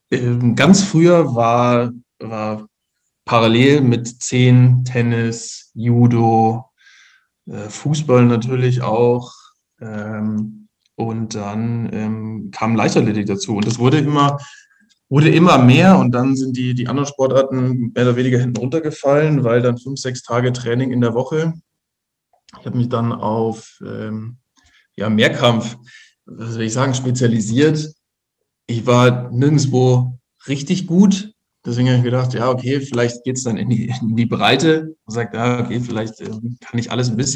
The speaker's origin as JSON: {"language": "German", "town": "Ingolstadt", "region": "Bavaria", "country": "Germany", "tie": "born or raised there", "said": "bin gebürtiger Ingolstädter, ähm, war ähm, für Ausbildungen und so weiter in, in Regensburg und München und äh, bin seit knapp zehn Jahren wieder, wieder in Ingolstadt"}